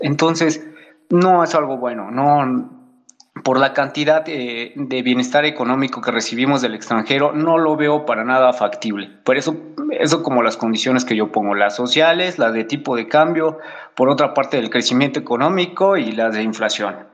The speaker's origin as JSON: {"language": "Spanish", "country": "Mexico", "said": "nosotros como mexicanos"}